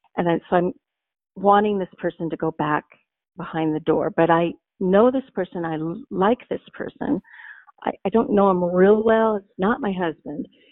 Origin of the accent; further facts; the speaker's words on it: Montana, United States; I grew up in Montana